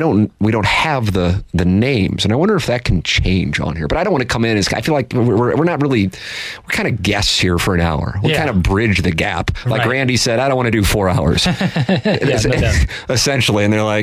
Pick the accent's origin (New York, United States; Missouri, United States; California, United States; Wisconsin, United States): Missouri, United States; St. Louis; born or raised there